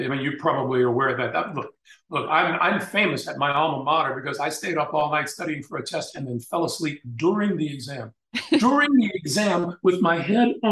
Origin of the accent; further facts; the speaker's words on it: Chicago, Illinois, United States; also born or lived in New Orleans, Louisiana / Washington, D.C. / Iowa; Then we moved to Chicago, where he began to practice law. And I went through the rest of grammar school and high school in Chicago